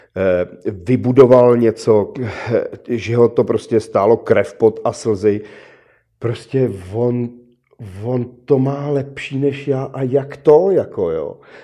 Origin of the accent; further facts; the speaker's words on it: Czechia; Jsme Češi